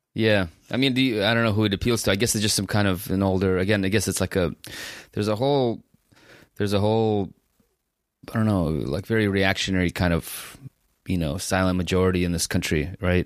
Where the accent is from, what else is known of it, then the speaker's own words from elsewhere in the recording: San Francisco, California, United States; I grew up in San Francisco. You know, we came here in 1990